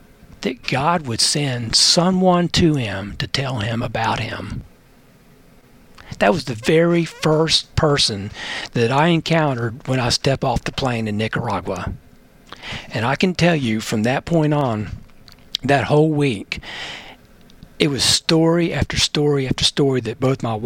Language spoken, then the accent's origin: English; Bowie, Maryland, United States; moved away; I grew up in Maryland, and my dad was called to the Washington, D.C. area back in 1964. I was just 4 years old.